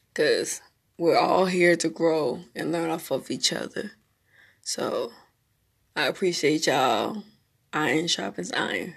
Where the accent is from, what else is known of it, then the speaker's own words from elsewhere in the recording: Memphis, Tennessee, United States; also born or lived in Smyrna, Tennessee / Marietta, Georgia; now in North Carolina, United States; I'm from Memphis, Tennessee. born, raised a little bit there between Memphis, Smyrna, Tennessee, and Georgia, Marietta, Georgia. Um, but I consider Memphis, Tennessee my home.